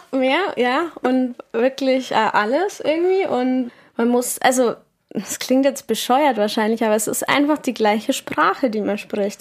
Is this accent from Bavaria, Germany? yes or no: yes; Munich, Bavaria, Germany; moved away; als Münchnerin